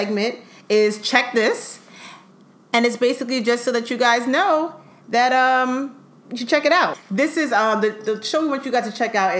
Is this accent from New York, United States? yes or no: yes; Brooklyn, New York, United States; born in Brooklyn, Kings County.